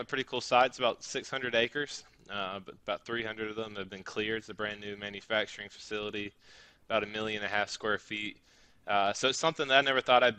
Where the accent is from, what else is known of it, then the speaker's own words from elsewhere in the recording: Birmingham, Alabama, United States; I'm also from Birmingham. We didn't know each other while we lived there at all.